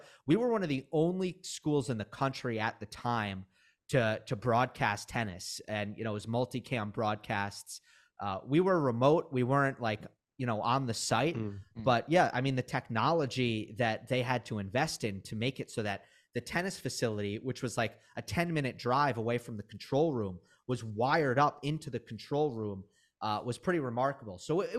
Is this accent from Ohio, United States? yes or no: no; Westchester, New York, United States; I grew up in Westchester, New York. So I go into the US Open.